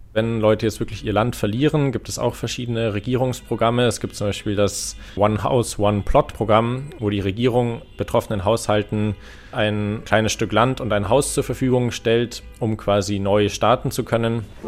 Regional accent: Germany; bei uns in Deutschland

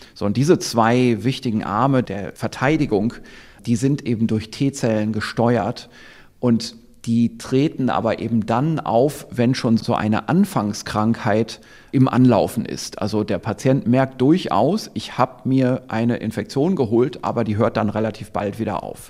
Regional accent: Germany; hier bei uns in Deutschland

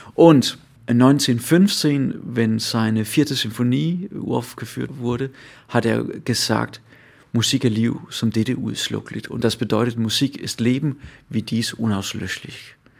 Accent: Funen, Southern Denmark, Denmark; German is a second language; Ich komme selber aus Fünen, also der, der Insel

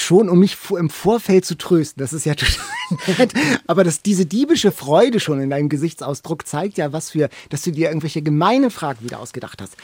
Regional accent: Lübeck, Schleswig-Holstein, Germany; now in Hamburg, Germany; Ich komme ja aus Lübeck, war auf dem Katharineum auf der Schule Thomas Manns

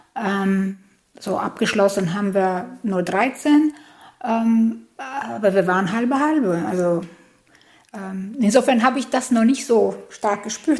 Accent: Albania; moved away as an adult; now in Germany; ich äh, bin gebürtige Albanerin, das heißt, ich habe in Albanien studiert

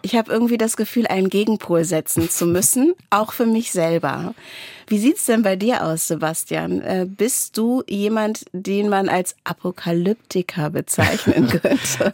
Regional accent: Wendland, Lower Saxony, Germany; ich komme aus dem Wendland

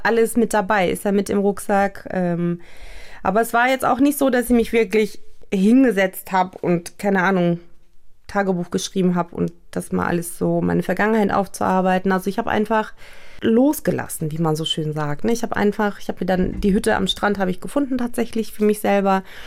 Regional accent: Germany; ich bin in Deutschland geboren, zwar auch türkisch, aber schon auch sehr europäisch westlich eingestellt

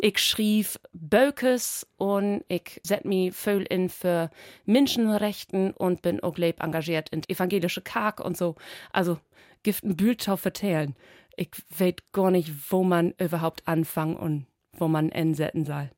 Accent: Spetzerfehn, Lower Saxony, Germany; accent: Low German (East Frisian Platt); now in Berlin, Germany; ich komme ut aus Friesland, Helgenau ut Spetzerfein, das ist Dorby Wiesmoor

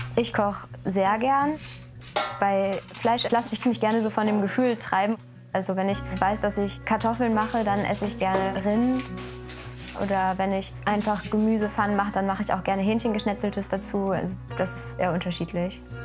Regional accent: Oldenburg, Lower Saxony, Germany; moved away as an adult; now in Göttingen, Germany; komme aber gebürtig aus Oldenburg

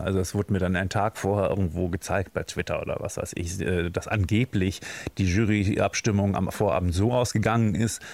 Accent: Germany; wir da als Deutsche

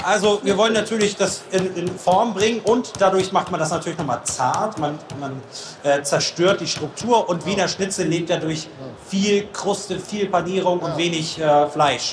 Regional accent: Northern Germany, Germany; ich bin ja Norddeutscher

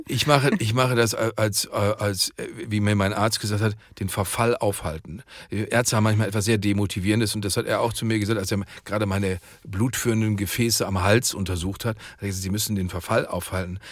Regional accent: Dortmund, North Rhine-Westphalia, Germany; meiner Heimatstadt Dortmund

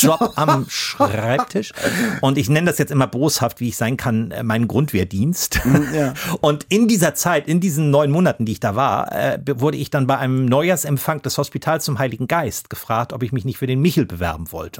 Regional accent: Hamburg, Germany; wo ich groß geworden bin im Norden Hamburgs

